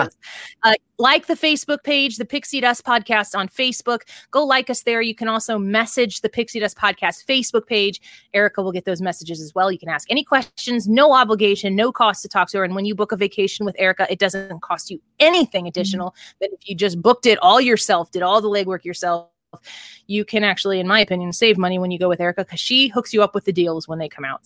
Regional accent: Midwest, United States; now in St. Louis, United States; we're from the Midwest

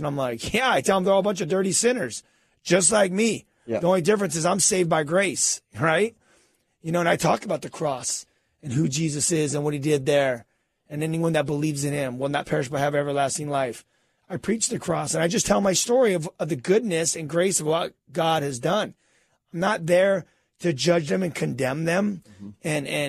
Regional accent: California, United States; I'm from Cali. You know what I'm saying? We're not doing that whole, freezing.

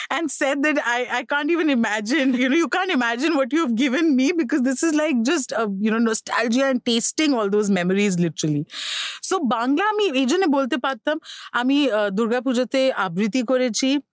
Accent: Delhi, India; Bangla is a second language; মা তো obviously was born and brought up in daily just like me born and broad up

